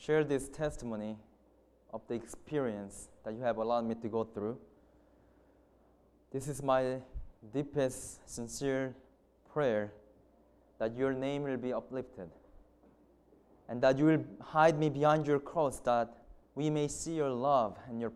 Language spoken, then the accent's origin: English; South Korea; English is a second language; moved away as an adult; I'm from South Korea, and I have studied in Heartland College for 4 years